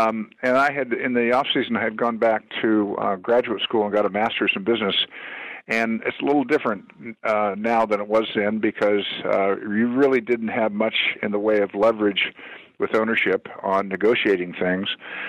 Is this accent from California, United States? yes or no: yes; Los Angeles, California, United States; I grew up here right in Los Angeles in Pacific Palisades, which is one of our outstanding beach communities, and I spent my whole life here.